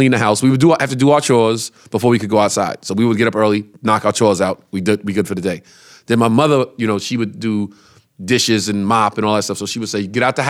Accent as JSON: {"language": "English", "town": "Brooklyn", "region": "New York", "country": "United States", "tie": "born or raised there", "said": "We grew up on Decatur Street in Brooklyn."}